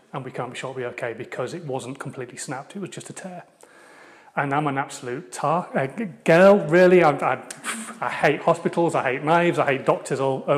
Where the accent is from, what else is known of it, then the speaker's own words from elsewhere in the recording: Hull, Yorkshire and the Humber, United Kingdom; I'm from Hull. So hopefully you can still understand what I'm actually saying as well, because now you know I'm a Yorkshireman